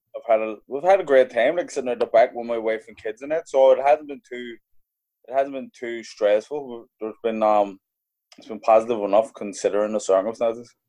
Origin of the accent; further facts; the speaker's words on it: Belfast, Northern Ireland, United Kingdom; also born or lived in London; I grew up in Belfast, like in the the tail end of the troubles